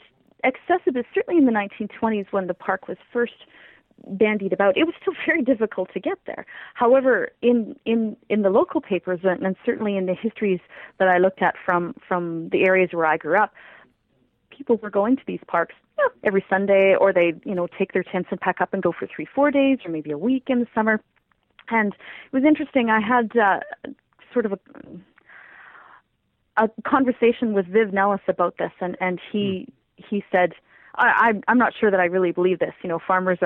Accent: Paddockwood region, Saskatchewan, Canada; I ended up growing up in the Pataquid region instead of in Weyburn

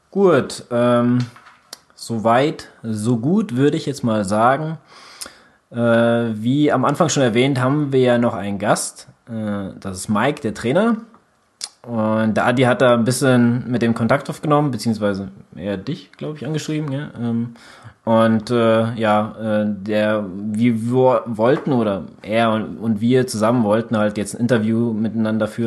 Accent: Hesse, Germany; Ähm, also wir kommen aus Mittelhessen.

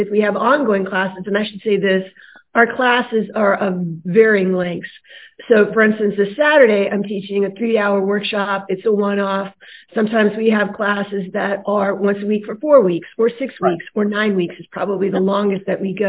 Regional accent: San Francisco Bay Area, California, United States; moved away as an adult; also born or lived in Mississippi; now in New Orleans, United States; I was born in Mississippi, but I was raised in the San Francisco Bay Area

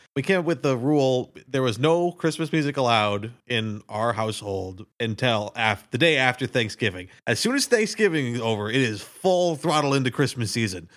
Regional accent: Minnesota, United States; we're from Minnesota, so we call it supper

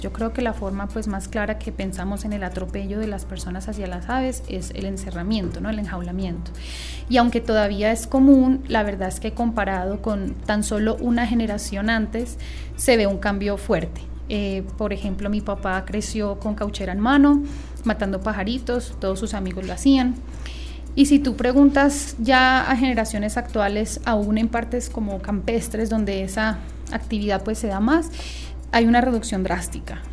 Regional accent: Bogotá, Colombia; now in Medellín, Colombia; yo soy de Bogotá y viví por fuera del país mucho tiempo

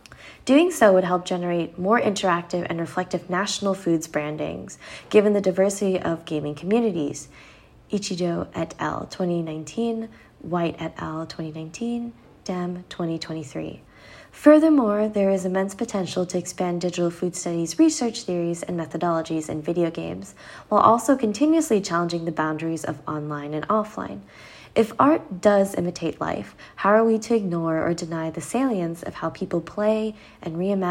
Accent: Germany; I don't get all of them because I am from Germany

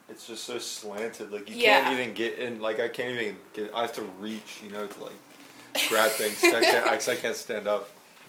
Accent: Westchester, New York, United States; moved away; I'm from Westchester.

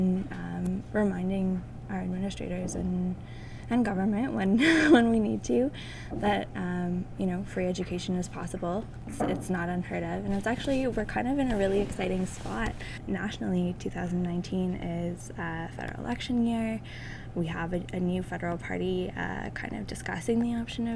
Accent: Ottawa, Ontario, Canada; now in Halifax, Canada; I'm from Ottawa.

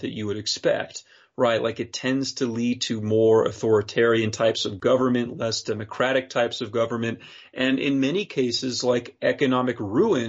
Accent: Wyoming, United States; my home state, Wyoming

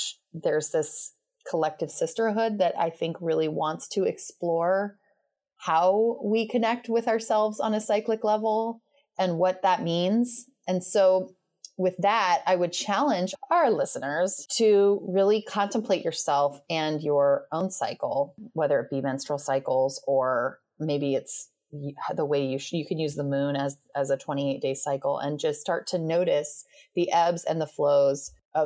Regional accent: Western United States, United States; where we were raised in the Western United States

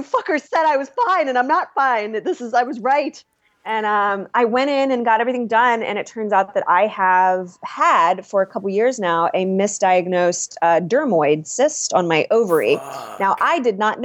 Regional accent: Ohio, United States; we're all from Ohio. We've known each other since we were knee high to a pig's eye

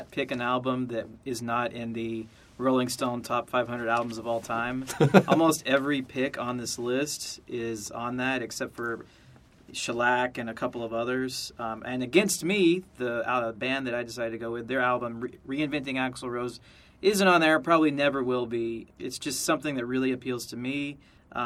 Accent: Georgia, United States; growing up in Georgia

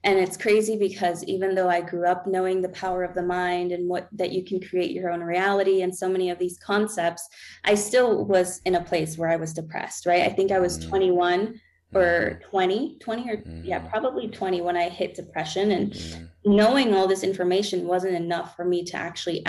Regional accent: Peru; also born or lived in Florida, United States; now in Colorado, United States; I'm from Peru

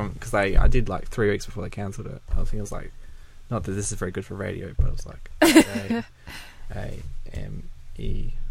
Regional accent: Perth, Western Australia, Australia; I already had my group of friends that I grew up in Leaderville

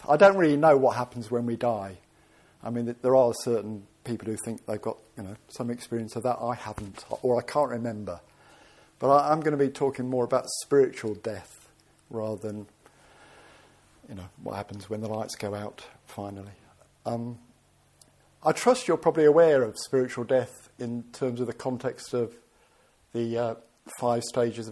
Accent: Birmingham, West Midlands, United Kingdom; I ended up being English and born in Birmingham

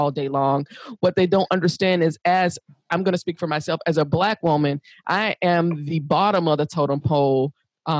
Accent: United States; I'm African American, because I'm from the United States

